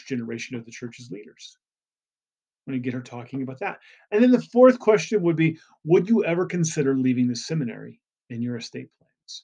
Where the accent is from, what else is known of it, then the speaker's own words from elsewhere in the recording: Indiana, United States; I grew up in Indiana